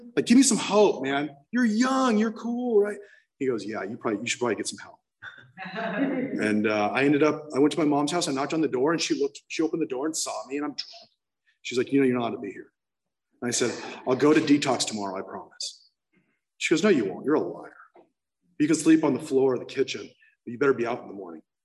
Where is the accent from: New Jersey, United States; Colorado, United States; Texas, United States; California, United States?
California, United States; San Clemente; I ended up in rehab in Laguna Beach because I'm from San Clemente